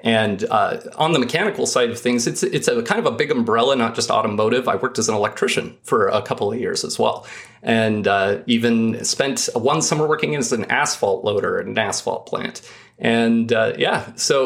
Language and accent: English; Idaho, United States; I grew up in Idaho.